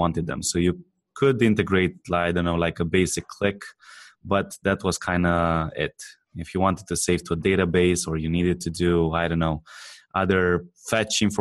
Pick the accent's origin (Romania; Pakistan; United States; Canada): Romania; I'm not from America. So I come from Romania.